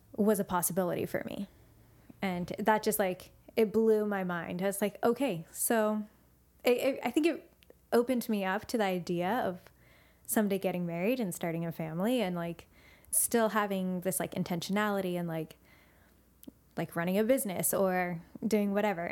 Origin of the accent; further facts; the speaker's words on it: Santa Cruz, California, United States; I loved growing up in Santa Cruz